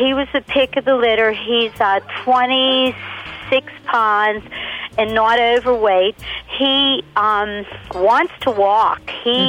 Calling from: Pittsburgh, Pennsylvania, United States; I'm calling from Pittsburgh, Pennsylvania.

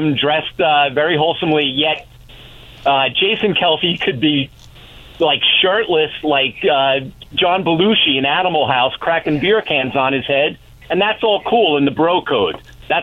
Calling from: Califon, New Jersey, United States; I'm calling from Califon, New Jersey.

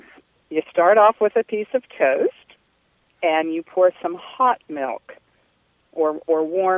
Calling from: Charlottesville, Virginia, United States; Charlottesville, Virginia.

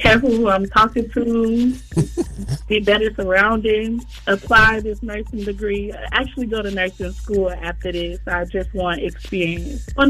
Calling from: College Park, Georgia, United States; I'm calling from College Park, Georgia.

